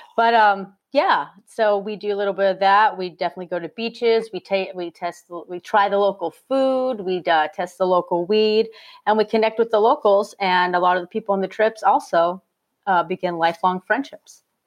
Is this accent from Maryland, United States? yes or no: no; Phoenix, Arizona, United States; I'm from Phoenix, Arizona originally